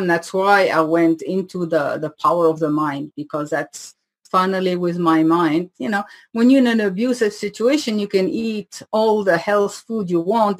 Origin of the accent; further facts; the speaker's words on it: Switzerland; accent: French from Switzerland, half Indian; first language French; English is a second language; moved away as an adult; also born or lived in Paris, France / India; now in United States; growing up in Switzerland